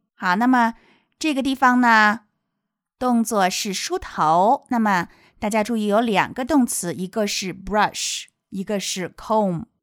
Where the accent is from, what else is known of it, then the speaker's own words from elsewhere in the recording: China; 我们中国人